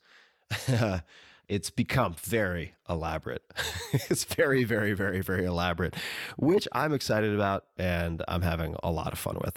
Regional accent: Long Island, New York, United States; I'm from Long Island

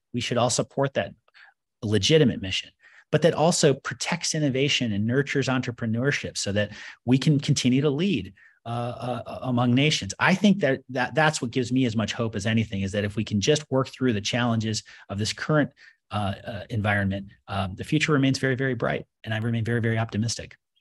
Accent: United States; I, as an American

